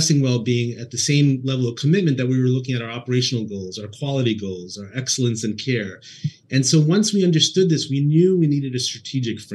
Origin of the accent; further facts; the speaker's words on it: East Coast, United States; moved away as an adult; also born or lived in Boston / Indianapolis; now in Northern California, United States; I was born and raised on the East Coast, spent all of my time there, and did most of my training in Boston